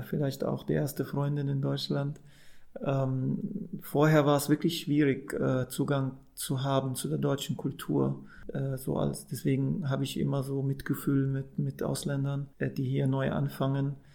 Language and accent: German; Saudi Arabia; moved away; also born or lived in Amman, Jordan; Ich bin ja ursprünglich Palästinenser, so meine Eltern sind Palästinenser, ich bin in Amman geboren und dann in Saudi-Arabien groß geworden